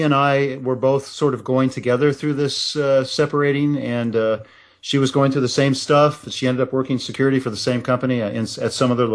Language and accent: English; Nebraska, United States; moved away; also born or lived in Russia; I left Russia and went back to my hometown and enrolled in the University of Nebraska